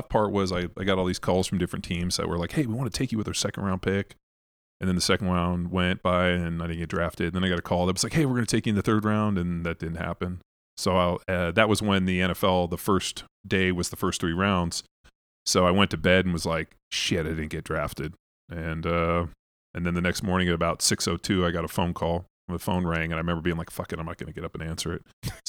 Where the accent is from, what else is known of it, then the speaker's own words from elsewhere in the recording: Torrance, California, United States; I grew up in Southern California.